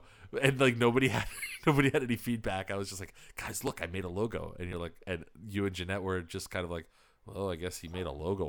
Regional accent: New York, United States; Like, growing up in New York, the thing was, like, if you're Puerto Rican, everybody thinks that you're hiding a fucking knife or a blade on you somewhere.

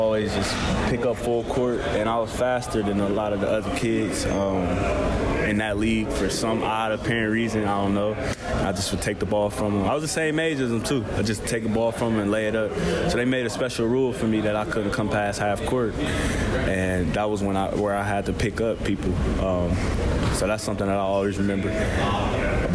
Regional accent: Columbus, Ohio, United States; moved away as an adult; also born or lived in Ann Arbor, Michigan; I'm from Columbus, Ohio originally. Columbus has a special place in my heart. That's hometown.

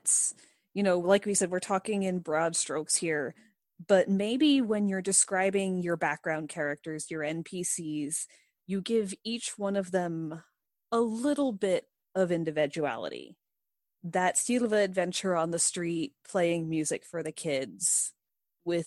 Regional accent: United States; Monica and I are both Caucasian females who were born and raised in the United States of America.

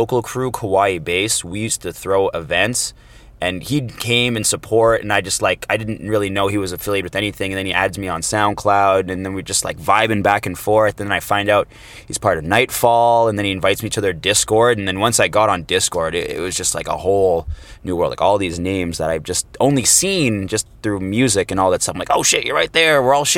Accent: Toronto, Ontario, Canada; I'm actually a hometown boy, Toronto, Canada, born and raised

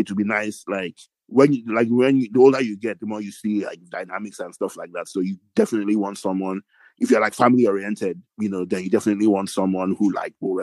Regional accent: Lagos, Nigeria; I was born in Lagos

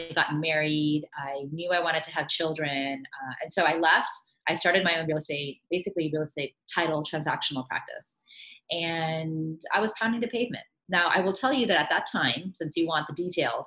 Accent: Miami, Florida, United States; moved away as an adult; also born or lived in New York / India (ancestry); I grew up in Miami.

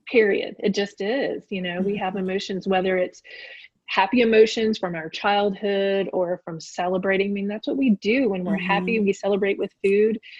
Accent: Richmond, Virginia, United States; I grew up in Richmond, Virginia.

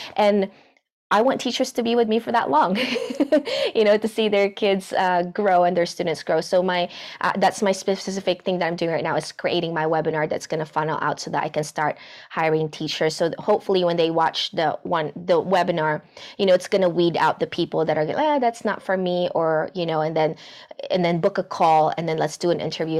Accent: Philippines; moved away as an adult; now in Los Angeles, United States; I was born and raised in the Philippines

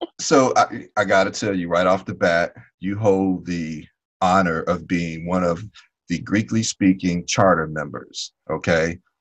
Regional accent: Chicago, Illinois, United States; growing up in Chicago

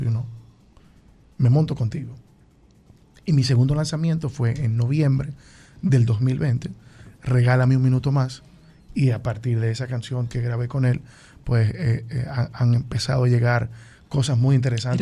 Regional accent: Tenares, Hermanas Mirabal, Dominican Republic; Yo soy de Tenares

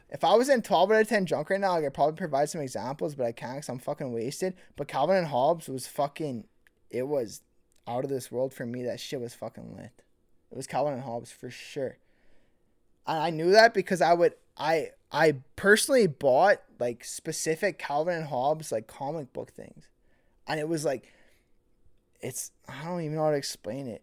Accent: Millet, Alberta, Canada; growing up in Millet

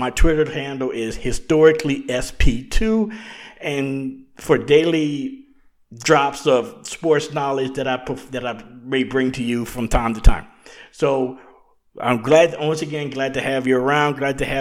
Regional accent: Louisiana, United States; as a kid growing up in Louisiana

